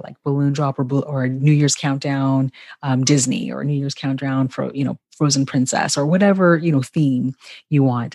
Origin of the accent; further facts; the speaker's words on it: Ghana; how my family connects to the history of Ghana, my home country